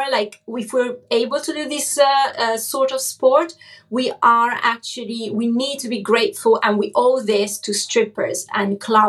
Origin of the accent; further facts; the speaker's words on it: Cesena, Emilia-Romagna, Italy; English is a second language; moved away; also born or lived in Forlì; my hometown where I basically grew up, Cesena